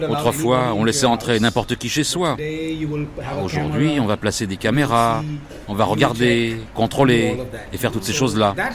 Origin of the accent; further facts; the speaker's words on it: Mumbai, Maharashtra, India; also born or lived in Pune; suis né à Pune, en fait la capitale du Maharashtra, um, mais j'ai vécu ici toute ma vie.